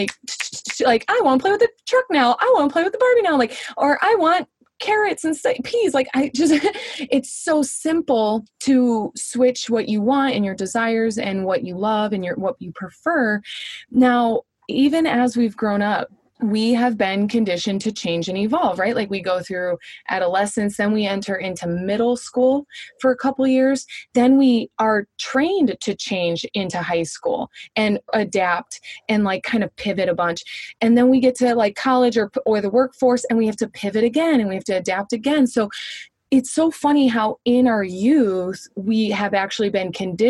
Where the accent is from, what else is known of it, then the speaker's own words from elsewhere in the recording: Indiana, United States; moved away; I'm from Indiana.